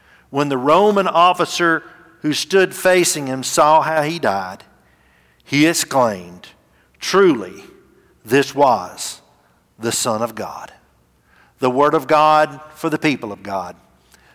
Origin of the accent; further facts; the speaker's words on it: Gadsden, Alabama, United States; Gadsden's my hometown